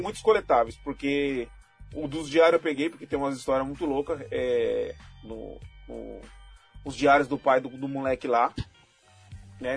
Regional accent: Brazil; eu sou brasileiro

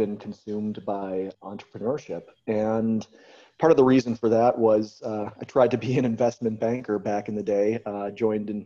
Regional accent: United States; also born or lived in Croatia; I'm American

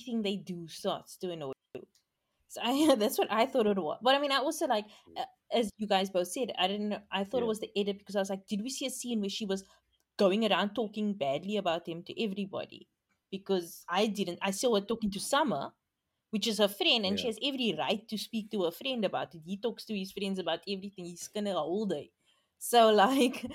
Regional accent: South Africa; young people aren't ready to settle down in South Africa. We settle down quite late

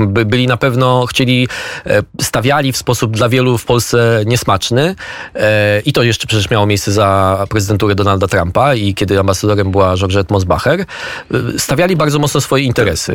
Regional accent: Poland; my z Polski

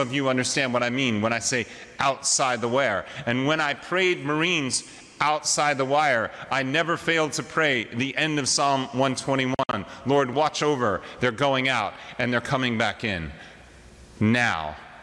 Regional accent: Wyoming, United States; We're from Wyoming.

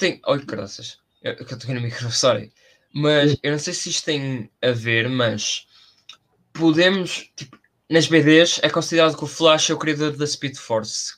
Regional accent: Porto, Norte, Portugal; eu sou do Porto

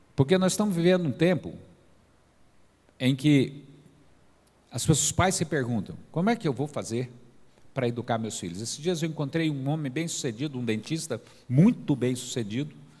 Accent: Goiás, Brazil; now in Caldas Novas, Brazil; Mas eu sou goiano, né? E lá em Goiás a gente é meio à vontade mesmo

